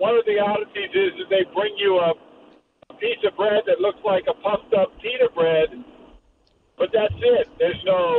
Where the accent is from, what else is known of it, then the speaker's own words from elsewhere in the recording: Ponchatoula, Louisiana, United States; I'm from Ponchatoula